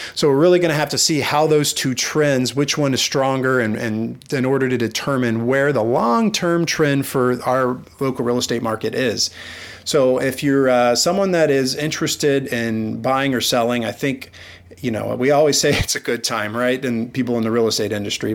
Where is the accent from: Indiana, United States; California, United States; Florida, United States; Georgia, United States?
Florida, United States; Amelia Island; I was from Amelia Island